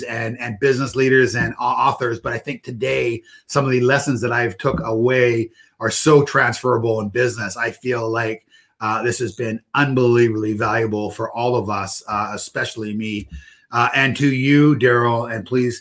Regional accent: Port Coquitlam, British Columbia, Canada; my hometown, Port Coquitlam.

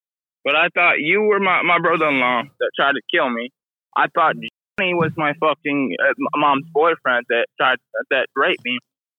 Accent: Michigan, United States; also born or lived in Belmont, Texas; I was born in Belmont, Texas, but I was raised in Michigan.

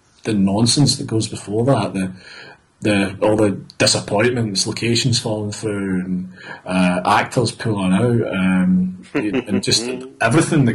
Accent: Glasgow, Scotland, United Kingdom; come from Glasgow

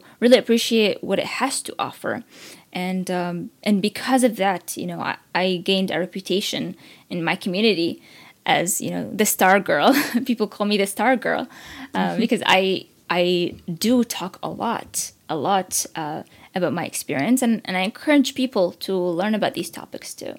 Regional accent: Baghdad, Baghdad Governorate, Iraq; now in Washington, D.C., United States; as an immigrant who was born and raised in Iraq and lived in the war

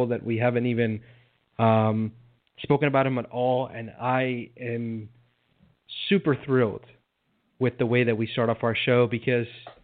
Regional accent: South Florida, United States; I grew up Cuban in South Florida

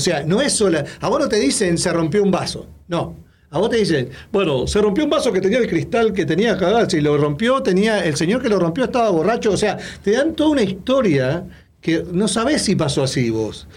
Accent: Uruguay

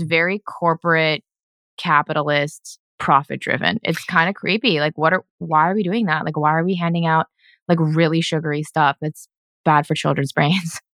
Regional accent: United States; moved away as an adult; now in Vancouver, Canada; coming down here back to my hometown

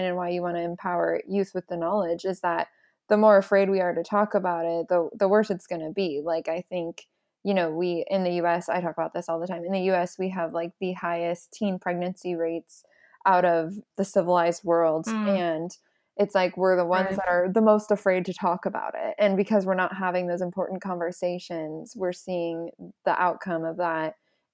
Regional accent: United States; as an American citizen

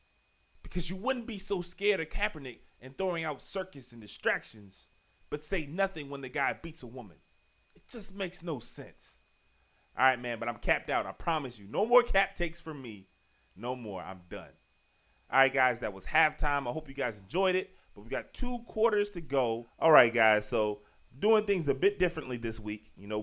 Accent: Richmond, Virginia, United States; now in Largo, United States; I'm from Richmond, Virginia, and currently live right outside Washington, D.C., you know, town Largo, Maryland.

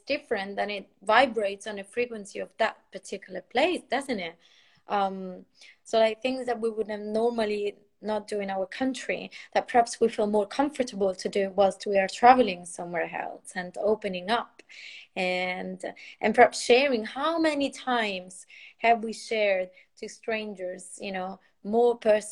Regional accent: Italy; also born or lived in Portugal / France; now in United Kingdom; I've lived in different countries, like from Italy to Portugal, France, and then UK

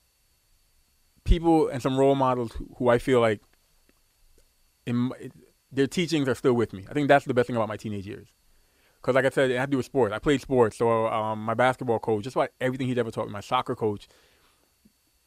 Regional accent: New York City, New York, United States; I grew up in Brooklyn

